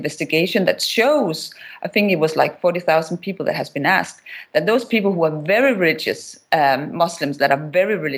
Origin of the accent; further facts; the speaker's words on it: Denmark; I come from Denmark, which is the land of the Muhammad cartoons.